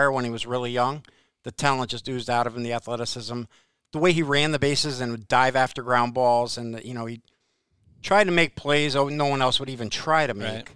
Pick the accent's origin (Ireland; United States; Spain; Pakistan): United States; Watertown, Connecticut; I grew up in Watertown, Connecticut, at the Taft School